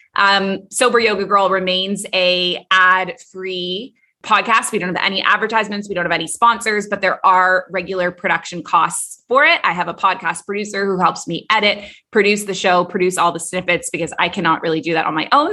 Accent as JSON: {"language": "English", "town": "Toronto", "region": "Ontario", "country": "Canada", "tie": "born or raised there", "also_born_or_lived": "Kuwait / Abu Dhabi", "moved": "as an adult", "lives_now": "Bali, Indonesia", "said": "I was raised in Toronto"}